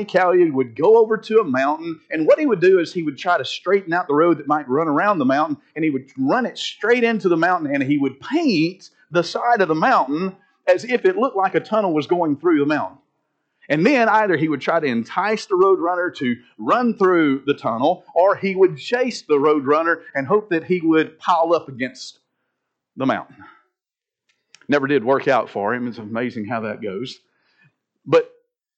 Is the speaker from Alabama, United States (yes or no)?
yes; Linden, Alabama, United States; Years ago, growing up in Linden